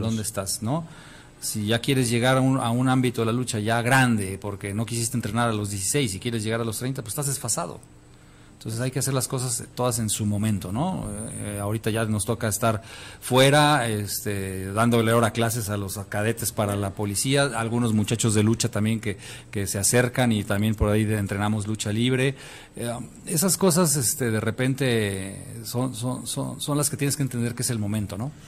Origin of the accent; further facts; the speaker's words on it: Mexico; yo siendo luchador y mexicano